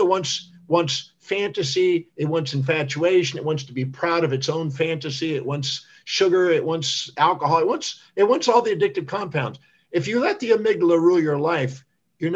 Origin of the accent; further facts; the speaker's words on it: United States; I was born on Thanksgiving Day in America